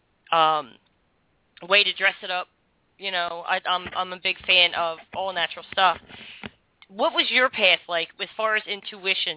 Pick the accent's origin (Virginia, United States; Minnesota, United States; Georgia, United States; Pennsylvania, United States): Pennsylvania, United States; Philadelphia; I'm from South Philly